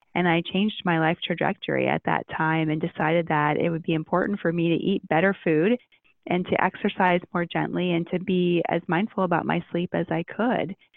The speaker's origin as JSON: {"language": "English", "region": "Ohio", "country": "United States", "tie": "born or raised there", "said": "growing up in Ohio and going to med school there"}